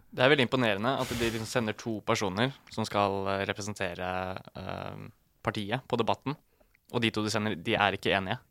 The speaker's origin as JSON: {"language": "Norwegian", "town": "Ytre Enebakk", "region": "Akershus", "country": "Norway", "said": "Jeg er fra Follo"}